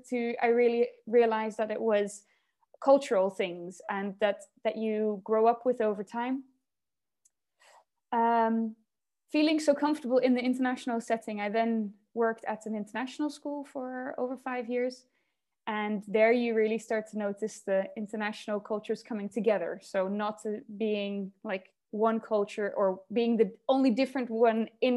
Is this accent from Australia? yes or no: no; Netherlands; also born or lived in Nanjing, China; I am originally Dutch. I grew up in the Netherlands for a lot of my childhood